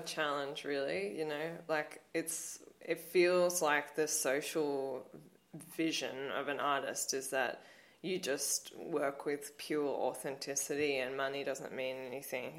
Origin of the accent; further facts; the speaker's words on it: Blue Mountains, New South Wales, Australia; growing up in the Blue Mountains has inf- influenced me so much.